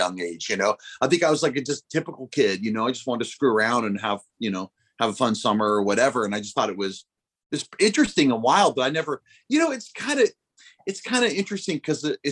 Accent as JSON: {"language": "English", "town": "La Crescenta", "region": "California", "country": "United States", "tie": "born or raised there", "also_born_or_lived": "Hollywood / Burbank", "said": "I'm born in Hollywood and then I was raised in La Crescenta and then lived here most of my life"}